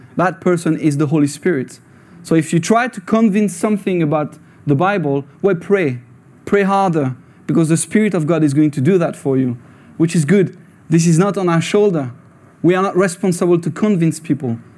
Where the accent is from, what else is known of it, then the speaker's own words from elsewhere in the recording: France; English is a second language; moved away as an adult; now in Scotland; I was born in France